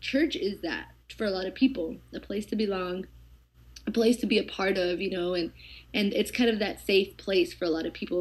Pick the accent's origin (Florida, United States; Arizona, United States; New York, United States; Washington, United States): Arizona, United States; Eloy; I grew up literally in the middle of nowhere, um, in Eloy, Arizona